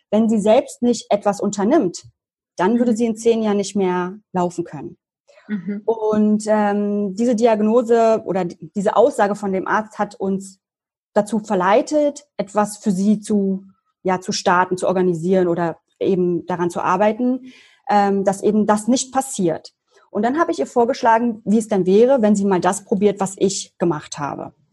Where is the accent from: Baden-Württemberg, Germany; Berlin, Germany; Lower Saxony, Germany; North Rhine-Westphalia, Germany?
Berlin, Germany; ich komme aus Berlin, bin jetzt 33 Jahre alt, also 87 geboren